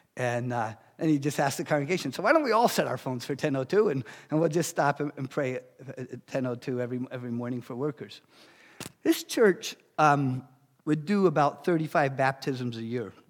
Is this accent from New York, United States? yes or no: yes; New York City, New York, United States; So, I grew up in Brooklyn, New York